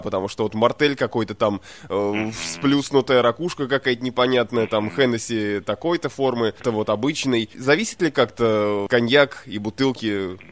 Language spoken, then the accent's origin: Russian; Russia; я из России